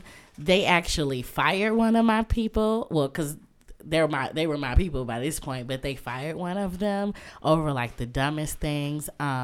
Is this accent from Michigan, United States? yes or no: yes; Muskegon, Michigan, United States; So I'm originally from Muskegon, Michigan, which is on the other side of the state. Yes, shout out to 231 over everything all the time.